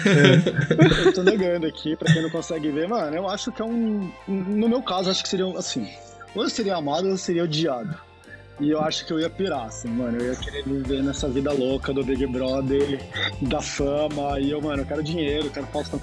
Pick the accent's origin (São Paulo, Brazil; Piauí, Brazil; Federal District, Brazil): Federal District, Brazil; Brasília; Eu sou brasiliense